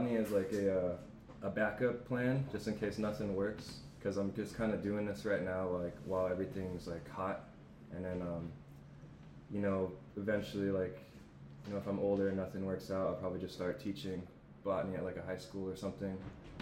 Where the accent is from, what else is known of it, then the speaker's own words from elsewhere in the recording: Washington, United States; moved away as an adult; also born or lived in Waianae, Hawaii / Seattle; now in Hawaii, United States; born here, not raised, though. I was raised over in Washington State for like 15 years of my life